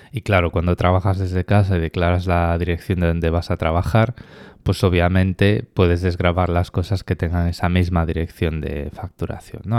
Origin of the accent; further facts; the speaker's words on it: Spain; moved away as an adult; now in Australia; Yo cuando me fui de España